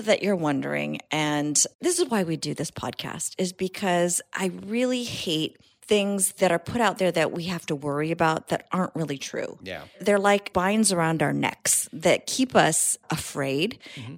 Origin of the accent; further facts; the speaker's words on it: San Jose, California, United States; now in Southern California, United States; I grew up in Northern California, uh, San Jose